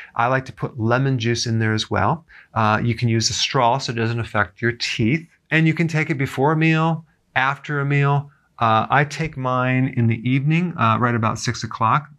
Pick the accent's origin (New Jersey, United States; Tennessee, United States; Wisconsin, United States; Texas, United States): Wisconsin, United States; growing up in Wisconsin, um, where there was farms all around our neighborhood